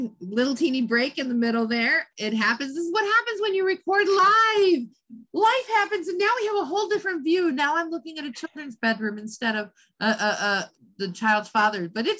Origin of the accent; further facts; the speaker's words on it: California, United States; I grew up in Southern California.